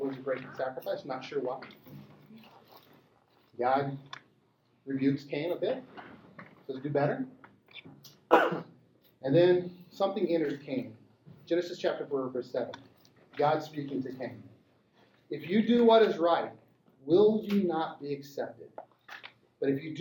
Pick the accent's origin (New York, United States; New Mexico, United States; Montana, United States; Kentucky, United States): Montana, United States; I grew up in Montana, round guns, rural Montana.